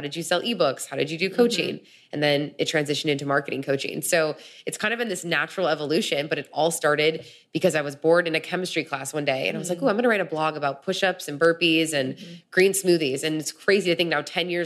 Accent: Chicago, Illinois, United States; moved away as an adult; now in California, United States; growing up in Chicago, growing up in the Midwest

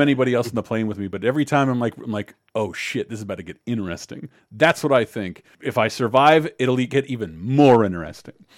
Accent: Florida, United States; I'm from Florida

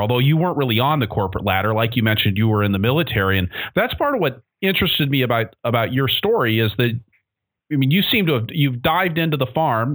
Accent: Seattle, Washington, United States; moved away; I'm actually really from Seattle, which means I was really provincial

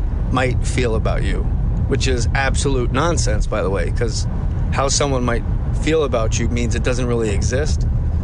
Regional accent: Verona, New Jersey, United States; I'm from Verona, New Jersey

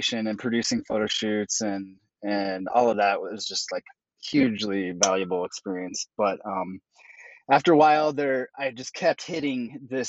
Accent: Jackson, Wyoming, United States; moved away; I grew up in Jackson Hole, Wyoming, and so I just grew up in the outdoors

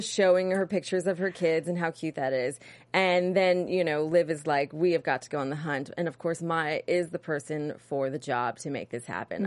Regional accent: New York, United States; I'm from New York

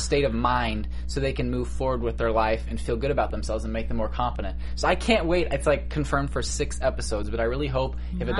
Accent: Missouri, United States; now in California, United States; when I first moved here, I'm from Missouri, so it's very conservative, you know, like, everything's conservative. And I am this little straight boy who moves to California.

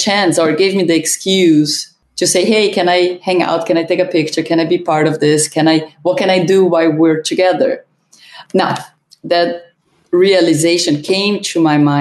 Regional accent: Brazil; moved away as an adult; also born or lived in Germany (ancestry) / Ohio; I was born in Brazil. My father came work in Brazil, and my whole family, both of my parents are German

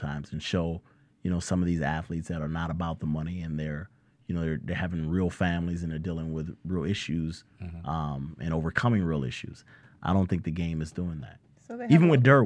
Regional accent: Omaha, Nebraska, United States; I'm from Omaha, Nebraska, so they'll say Southwest Omaha

